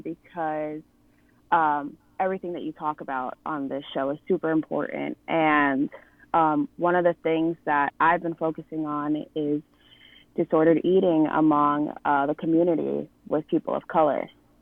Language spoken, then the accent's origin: English; New Jersey, United States; I am 24, born and raised in New Jersey.